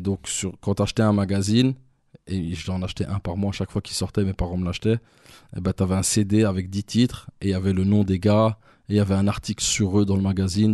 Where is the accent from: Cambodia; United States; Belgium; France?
Belgium; Brussels, Brussels-Capital Region; also born or lived in Canada; je suis de Watermal Boisfort, mais je suis principalement du Driz. C'est un quartier de Watermal Boisfort